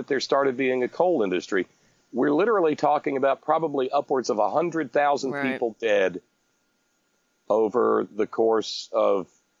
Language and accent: English; United States; Well, I care about it because I'm an American and the people that are being killed in Appalachia are Americans